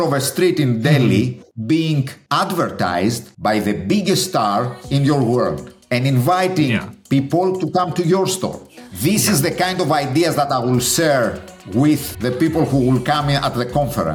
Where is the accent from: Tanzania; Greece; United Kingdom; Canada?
Greece; Athens, Attica; English is a second language; moved away as an adult; also born or lived in Chicago, United States; born and bred in Greece, in Athens.